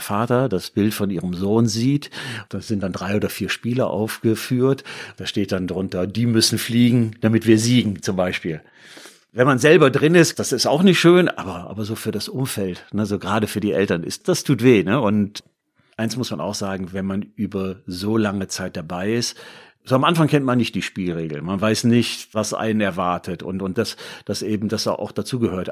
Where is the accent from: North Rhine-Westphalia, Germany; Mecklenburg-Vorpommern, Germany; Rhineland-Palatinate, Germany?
North Rhine-Westphalia, Germany; Düsseldorf; moved away as an adult; also born or lived in Bremen; now in Duisburg, Germany; Ich bin Düsseldorfer, das muss man vielleicht auch sagen, gebürtiger Düsseldorfer, lebe aber jetzt in Duisburg